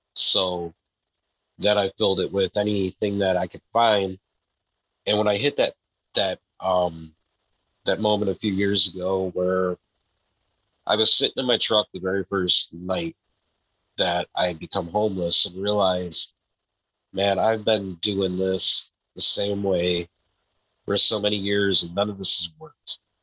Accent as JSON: {"language": "English", "area": "Downriver, Metro Detroit", "region": "Michigan", "country": "United States", "tie": "born or raised there", "said": "I was born in Michigan. I've always lived in uh, what we call the Downriver community of Michigan, which is just outside of Detroit, so the Metro Detroit area"}